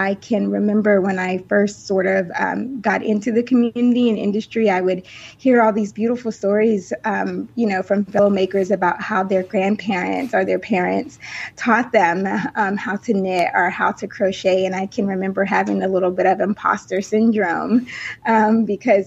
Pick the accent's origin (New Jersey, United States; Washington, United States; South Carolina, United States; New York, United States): South Carolina, United States; also born or lived in Denver, Colorado; I was born in Denver, Colorado. But I actually grew up in South Carolina. So I moved to South Carolina with my mom and my sisters when I was 5 years old. So, the South is home for me